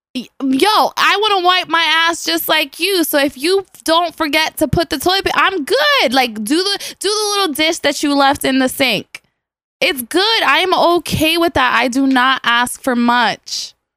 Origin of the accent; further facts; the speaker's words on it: New York City, New York, United States; I'm an island girl that was raising the boogie down